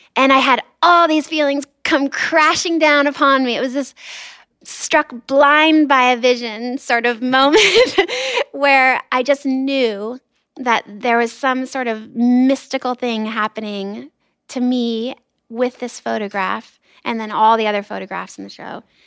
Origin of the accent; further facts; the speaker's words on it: Los Angeles, California, United States; I grew up in Los Angeles